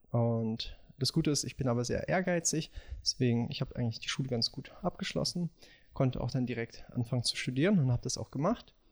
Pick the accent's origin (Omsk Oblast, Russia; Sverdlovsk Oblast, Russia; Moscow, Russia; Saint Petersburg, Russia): Moscow, Russia; born there; ich bin, komme aus bin in Moskau geboren. Meine Eltern sind Russen.